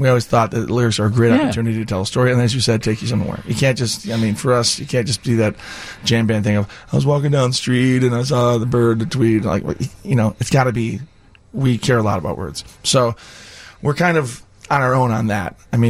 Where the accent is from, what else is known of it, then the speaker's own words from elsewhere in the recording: Kankakee, Illinois, United States; So we grew up in Kankakee.